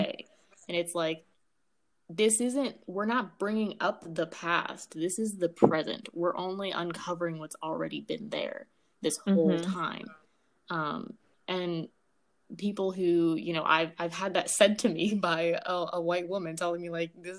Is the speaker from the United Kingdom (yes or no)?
no; Ethiopia; now in United States; I'm from Ethiopia, you're from Ethiopia, but at the end of the day, we both Black.